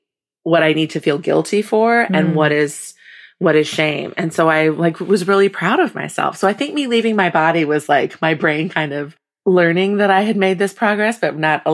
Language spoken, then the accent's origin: English; Midwest, United States; I was raised in the Midwest.